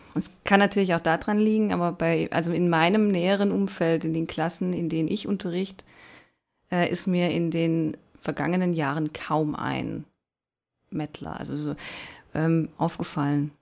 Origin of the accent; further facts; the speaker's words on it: Baden-Württemberg, Germany; accent: Baden-Württemberg dialect; also ich hause ja in Baden-Württemberg, wie man eventuell hören kann. Ich entschuldige mich schon mal für meinen Dialekt